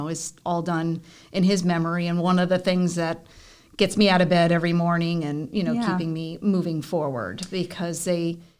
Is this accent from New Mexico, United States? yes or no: no; Florida, United States; Born and raised.